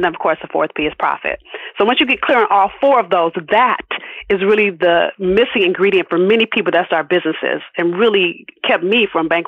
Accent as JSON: {"language": "English", "town": "Los Angeles", "region": "California", "country": "United States", "tie": "born or raised there", "said": "And I'm from South Central LA. Let me keep it all the way real. If those of you that saw Boys in the Hood, I grew up probably 10 blocks from where they filmed that movie."}